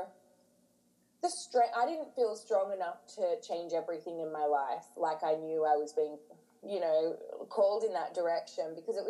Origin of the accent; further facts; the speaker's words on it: near Manly, New South Wales, Australia; now in London, United Kingdom; I grew up in Australia in this little, like, not a little coastal town, it's near Manly